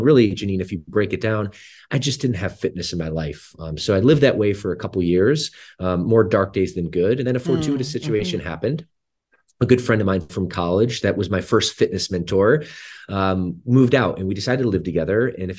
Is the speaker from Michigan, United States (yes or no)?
yes; Michigan, United States; also born or lived in Southeast US; We're both from the Midwest. Actually, yes. We grew up about an hour from each other in the state of Michigan. And my first 10 years were actually in the Southeast